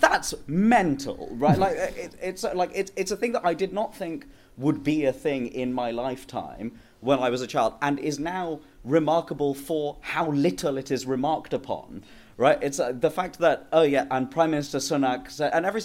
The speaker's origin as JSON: {"language": "English", "region": "London", "country": "United Kingdom", "tie": "born or raised there", "said": "because I grew up in Wembley in northwest London"}